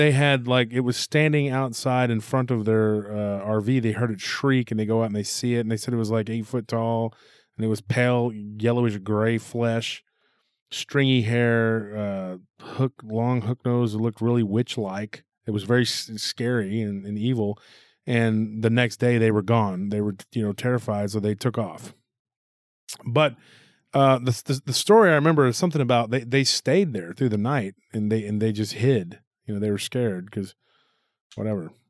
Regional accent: Taylor, Texas, United States; my hometown, from Taylor

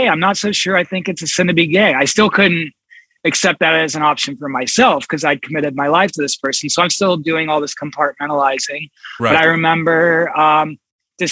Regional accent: Columbus, Ohio, United States; I grew up here in Columbus. I live in Columbus now

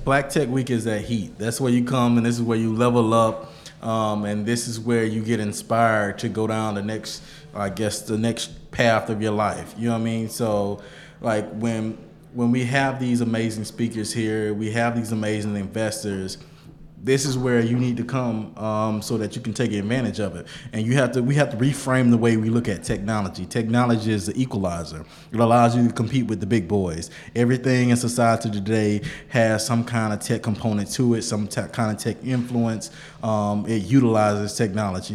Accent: Bainbridge, Georgia, United States; I'm from Bainbridge, Georgia, small city, 30 minutes north of Tallahassee, Florida

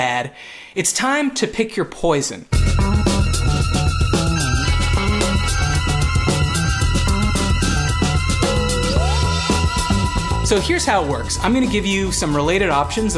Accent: Toronto, Ontario, Canada; we're from Toronto

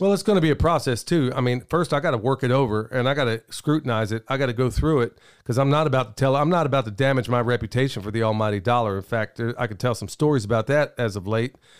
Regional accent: Oklahoma, United States; where I grew up in Oklahoma

